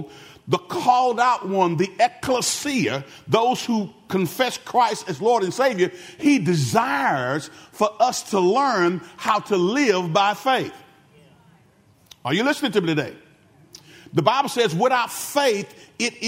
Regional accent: Benton, United States; I'm from the town of Benton. I was from Benton before it was cool to be from Benton

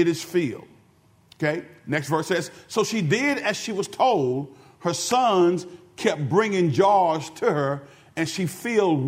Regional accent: Benton, United States; I'm from the town of Benton. I was from Benton before it was cool to be from Benton

